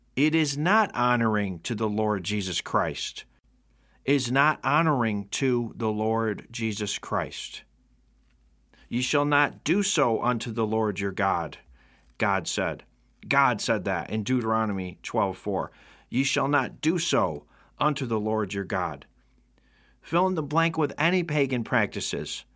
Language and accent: English; Rome, New York, United States; right here in my hometown of Rome, New York.